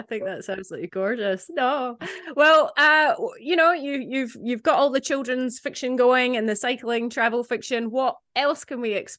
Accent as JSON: {"language": "English", "region": "Scotland", "country": "United Kingdom", "tie": "born or raised there", "moved": "yes"}